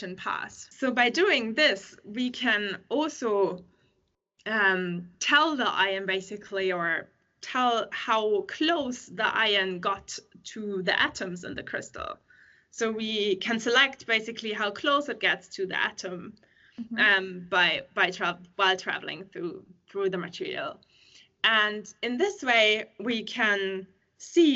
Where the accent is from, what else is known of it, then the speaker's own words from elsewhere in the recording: Germany; moved away as an adult; now in Sweden; I'm from Germany originally